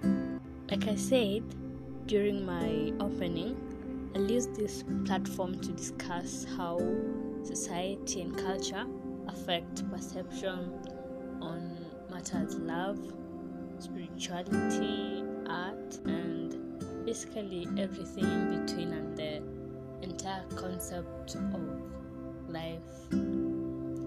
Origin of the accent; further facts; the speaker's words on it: Kenya; I'm Kenyan.